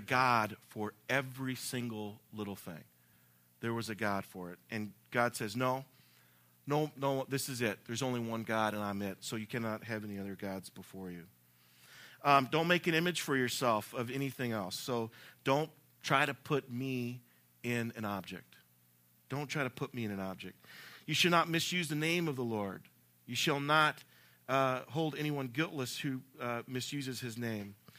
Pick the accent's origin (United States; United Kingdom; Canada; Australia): United States; the South; I'm from the South